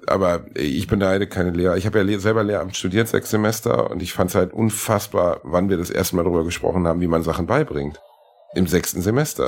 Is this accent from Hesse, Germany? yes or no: no; Gelsenkirchen, North Rhine-Westphalia, Germany; bei uns in Gelsenkirchen